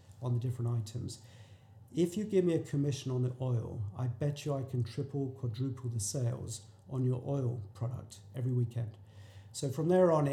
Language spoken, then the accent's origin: English; England, United Kingdom; moved away; I'm from England